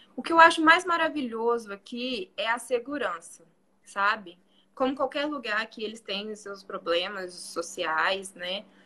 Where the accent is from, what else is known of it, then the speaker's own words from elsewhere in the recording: Belo Horizonte, Minas Gerais, Brazil; moved away as an adult; now in Bosnia and Herzegovina; eu sou de BH